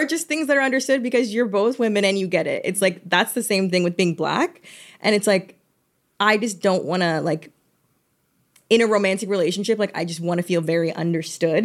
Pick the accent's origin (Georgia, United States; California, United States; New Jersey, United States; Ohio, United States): Georgia, United States; I'm from Georgia